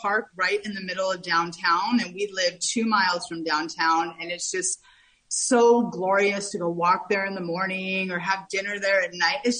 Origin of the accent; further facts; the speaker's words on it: California, United States; moved away as an adult; also born or lived in New York City; now in Greenville, United States; I was originally born and bred in Northern California, but I was living in New York City for the past 17 years.